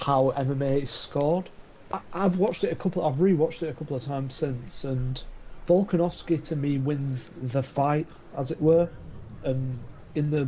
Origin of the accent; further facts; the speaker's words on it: United Kingdom; I'm a Brit flag. I grew up here